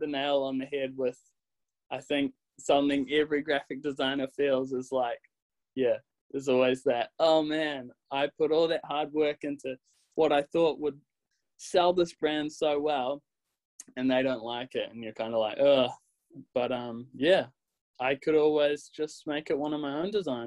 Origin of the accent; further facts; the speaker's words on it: New Zealand; accent: Kiwi; my Kiwi accent